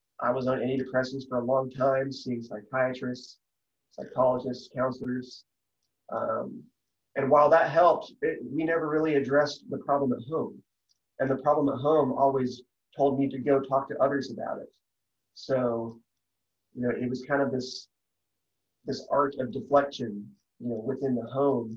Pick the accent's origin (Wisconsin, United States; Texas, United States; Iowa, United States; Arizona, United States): Texas, United States; I got an even better job in the aerospace industry back in my home state of Texas